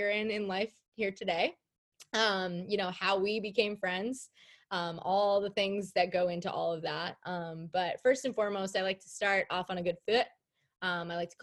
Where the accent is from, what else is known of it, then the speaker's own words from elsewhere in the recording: Long Island, New York, United States; I'm from Long Island